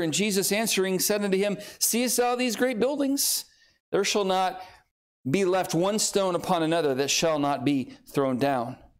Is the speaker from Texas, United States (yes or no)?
no; Southern California, United States; moved away as an adult; now in Oklahoma, United States; I grew up in Southern California and on the San Andreas Fault Line